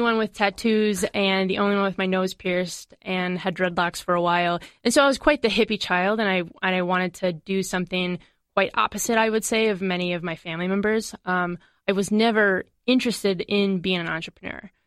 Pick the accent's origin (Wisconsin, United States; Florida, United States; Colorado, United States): Wisconsin, United States; Madison; I'm from Madison.